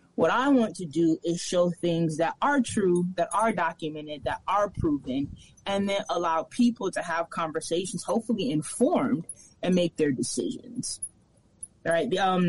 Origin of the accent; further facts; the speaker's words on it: Minneapolis, Minnesota, United States; also born or lived in Chicago; now in Oakland, United States; I was raised in Minneapolis, and I was raised in Chicago, and I spent most of my adult life in Oakland.